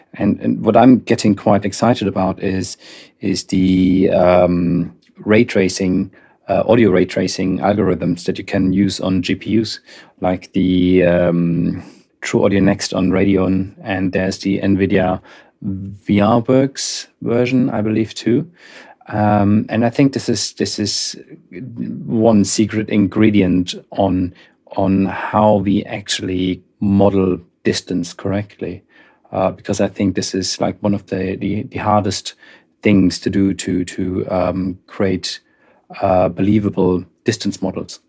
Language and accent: English; Darmstadt, Hesse, Germany; moved away; I'm, I'm originally from Darmstadt, uh, in Germany